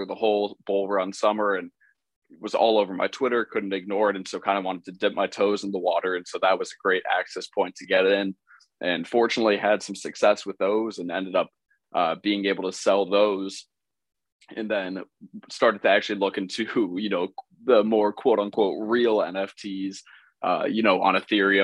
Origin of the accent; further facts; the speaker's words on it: Chicago, Illinois, United States; I was being from Chicago